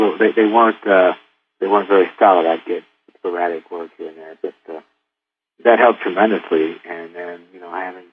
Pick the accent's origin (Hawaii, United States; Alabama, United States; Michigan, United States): Michigan, United States; Detroit; I'm from Detroit